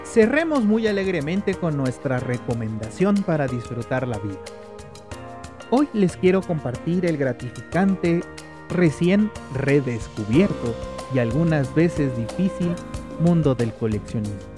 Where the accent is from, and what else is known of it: Mexico